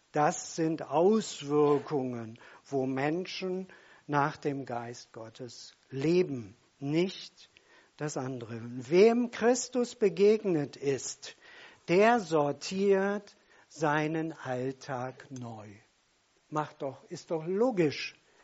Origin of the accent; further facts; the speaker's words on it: Germany; Wir sind Deutsche.